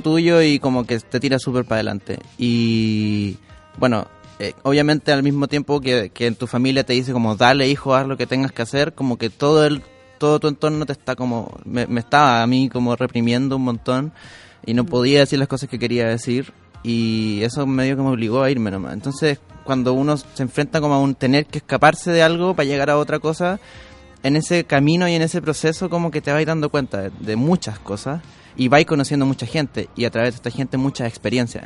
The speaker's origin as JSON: {"language": "Spanish", "town": "Victoria", "region": "Araucanía", "country": "Chile", "tie": "born or raised there", "moved": "yes", "said": "el aniversario de mi pueblo, Victoria"}